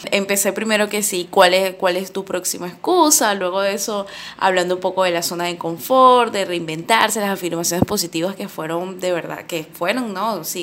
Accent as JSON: {"language": "Spanish", "country": "Venezuela", "said": "Yo, por, por ejemplo, estoy viviendo todavía acá en mi país, Venezuela"}